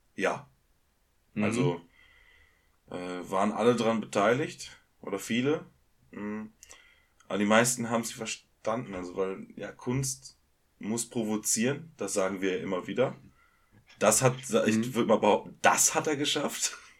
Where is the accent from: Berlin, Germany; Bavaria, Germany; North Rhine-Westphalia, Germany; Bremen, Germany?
North Rhine-Westphalia, Germany; Ruhr area; wir kommen aus dem, aus dem Ruhrgebiet